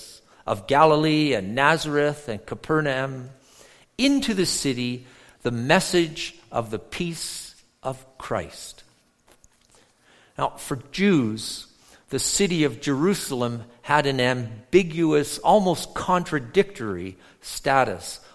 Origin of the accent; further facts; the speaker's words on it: near Toronto, Ontario, Canada; moved away; also born or lived in Edmonton, Alberta; I grew up near Toronto